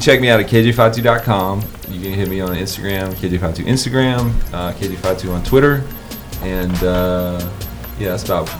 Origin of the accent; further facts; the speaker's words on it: Tampa, Florida, United States; where I grew up in Ybor City.